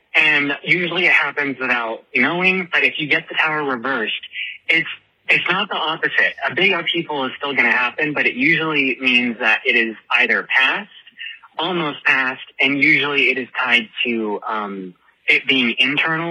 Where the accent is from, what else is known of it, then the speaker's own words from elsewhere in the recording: Henderson, Nevada, United States; I'm from Las Vegas, technically Henderson, but I mean it's all Vegas.